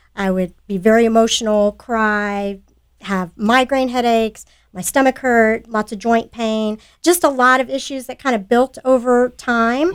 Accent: Sugar Land, Texas, United States; I grew up in Sugar Land.

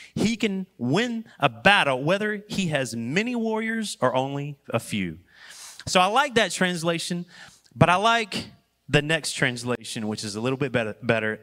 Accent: Wendell, North Carolina, United States; I was born and raised in Wendell, Wendell, when it was Wendell, and now it's Wendell.

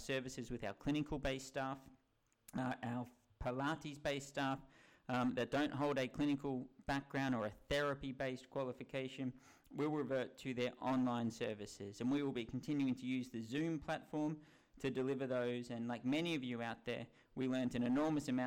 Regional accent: Melbourne, Victoria, Australia; now in United Kingdom; my home country of Australia and my home state of Melbourne in Victoria

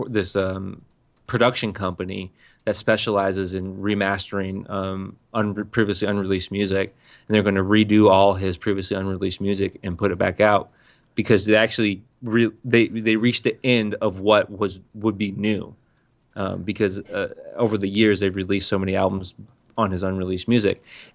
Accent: San Diego, California, United States; primarily I grew up on West Coast gangster rap. A white kid from the outskirts of San Diego, I was that guy who had two 12-inch subwoofers

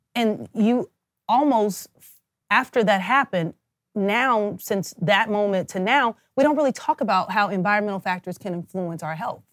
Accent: Kansas City, United States; moved away as an adult; also born or lived in New Orleans; I'm from Kansas City

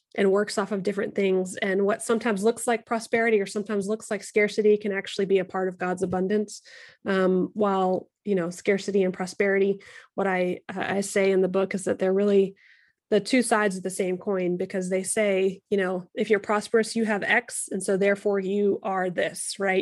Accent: United States; we're both white, we're both American

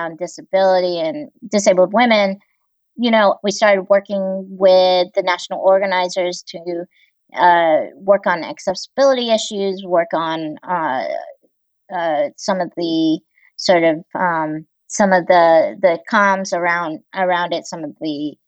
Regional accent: Greensboro, North Carolina, United States; also born or lived in Busan, South Korea / Walla Walla, Washington; I grew up mostly in Greensboro, North Carolina

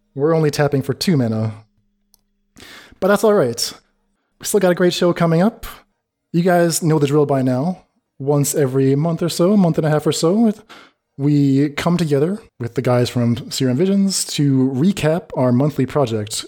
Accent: United States; my advice as an American.

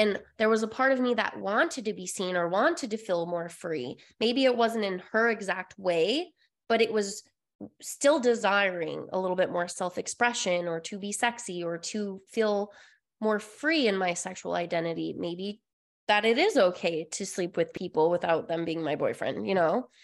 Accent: Utah, United States; moved away; I came from Utah, uh, born and raised all of my life

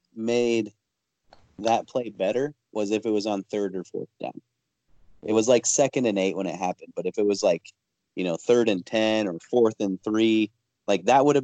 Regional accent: Midwest, United States; I'm from the Midwest, dude.

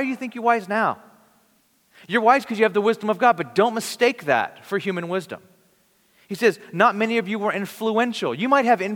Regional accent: Bakersfield, California, United States; I'm from Bakersfield, California

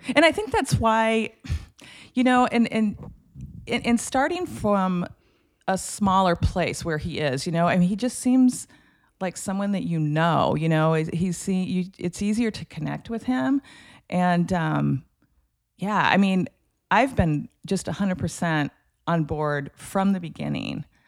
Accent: Lincoln, Nebraska, United States; growing up in Lincoln. My dad was a professor at the University of Nebraska

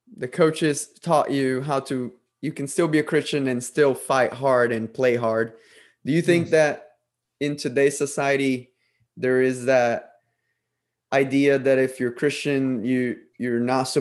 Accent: Brazil; moved away as an adult; I'm originally from Brazil, and I grew up in a Catholic family.

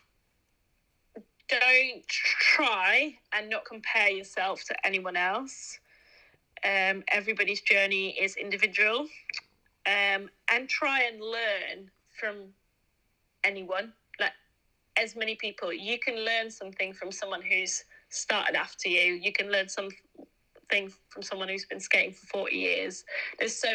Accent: Netherlands; now in Leeds, United Kingdom; I'm an immigrant in a way. Like, I live in Leeds, but I'm from Holland

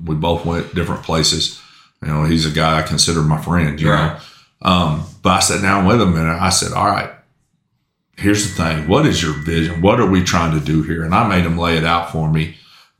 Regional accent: Tuttle, Oklahoma, United States; also born or lived in Chickasha, Oklahoma; I grew up in Tuttle. I started playing Little League football in Tuttle. That's where I cut my teeth and that's where I learned to play up until ninth grade and I moved

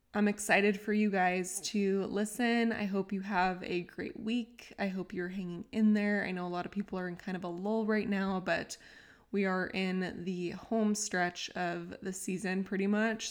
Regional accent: San Diego, California, United States; moved away as an adult; I grew up in San Diego my whole life, then I left

